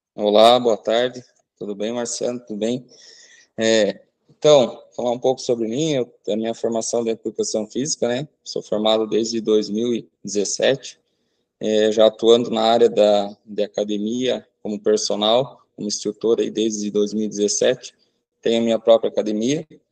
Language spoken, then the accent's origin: Portuguese; Santa Teresinha, Brazil; a minha cidade natal, aqui para Santa Teresinha